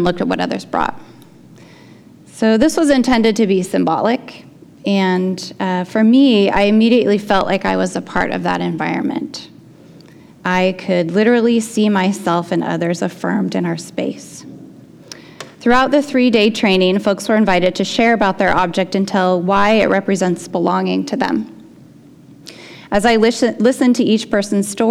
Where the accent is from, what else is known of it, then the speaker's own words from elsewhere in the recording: Portland, United States; I grew up in Portland.